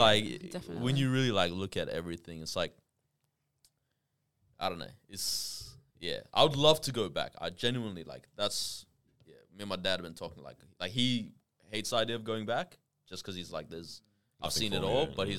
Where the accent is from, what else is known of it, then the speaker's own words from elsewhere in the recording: Australia; all right, yeah, I'm Australian too. Like, we're both Australian.